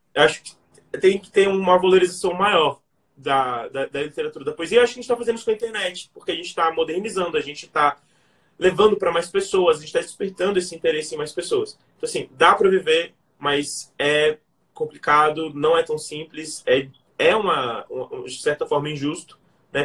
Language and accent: Portuguese; Brasília, Federal District, Brazil; nasci em Brasília, cresci aqui